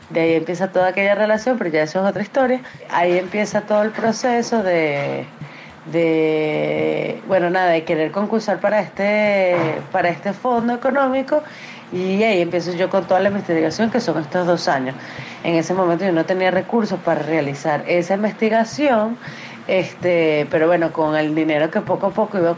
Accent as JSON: {"language": "Spanish", "country": "Venezuela", "lives_now": "United States", "said": "eh, soy cineasta venezolana, eh, ahora radicada en Estados Unidos."}